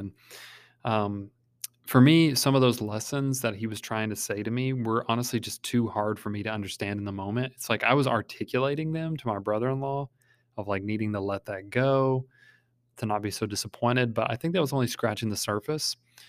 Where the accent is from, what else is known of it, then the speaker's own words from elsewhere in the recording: Kentucky, United States; I mean, we're from Kentucky, you know, we're supposed to be friendly